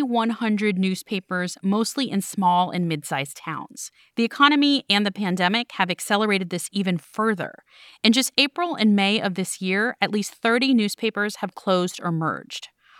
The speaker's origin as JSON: {"language": "English", "town": "Miami", "region": "Florida", "country": "United States", "tie": "born or raised there", "said": "I got my start in local news at my hometown paper, the Miami Herald."}